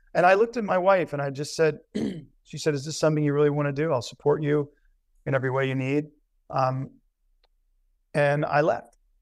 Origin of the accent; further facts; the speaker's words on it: Covington, Louisiana, United States; moved away; I was born in Covington, Louisiana